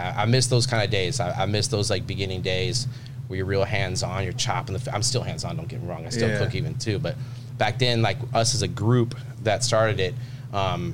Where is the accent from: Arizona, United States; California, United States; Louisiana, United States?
California, United States; Carlsbad; I'm from Carlsbad.